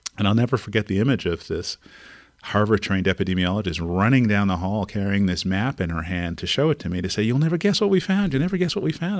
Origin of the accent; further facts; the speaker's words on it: Montreal, Quebec, Canada; moved away as an adult; now in California, United States; I grew up in Montreal, Canada in the sixties, seventies, and eighties